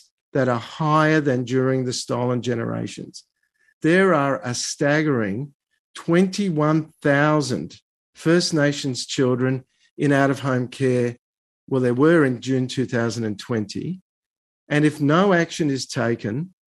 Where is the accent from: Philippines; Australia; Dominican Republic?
Australia